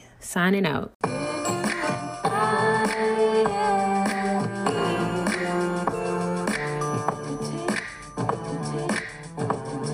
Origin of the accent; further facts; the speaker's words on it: the South, United States; accent: Southern; I am from the South, as you may hear in my accent